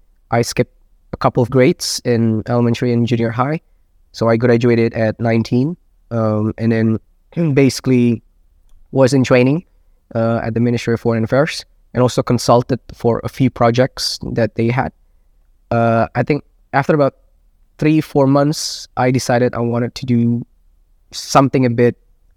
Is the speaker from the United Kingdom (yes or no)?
no; Jakarta, Indonesia; I grew up in Jakarta. I did spend some time outside of Jakarta, different countries, different cities within Indonesia, because my father, he worked at the Central Bank of Indonesia.